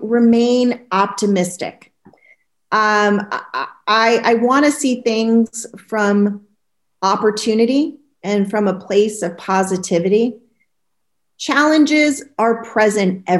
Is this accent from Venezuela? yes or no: no; New England, United States; moved away as an adult; also born or lived in California; My husband and I are New Englanders by birth. You know, we both spent the first 25 years on the East Coast, 15 out in California